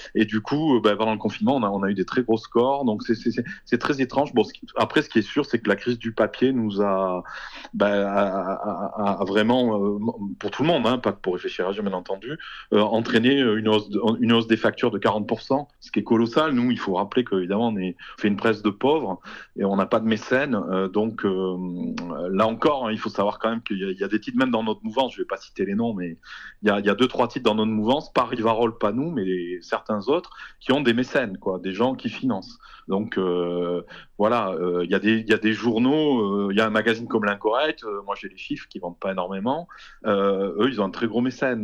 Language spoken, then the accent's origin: French; Toulouse, Occitania, France; je suis toulousain, euh, euh j'ai vécu toute ma vie ici